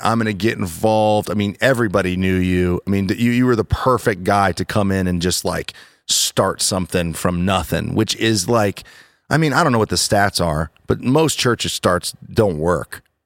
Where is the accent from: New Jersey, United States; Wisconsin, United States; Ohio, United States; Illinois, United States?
Ohio, United States; Worthington; I'm from Worthington